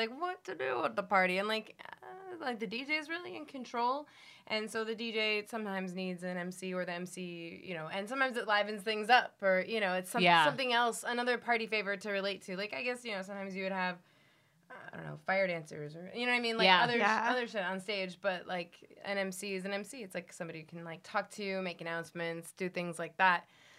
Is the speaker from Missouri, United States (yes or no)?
no; Miami, Florida, United States; also born or lived in Cleveland; I did, like, high school and college in Miami, so you could say I'm from any of those places. Mm-hmm. Even I was born in Cleveland.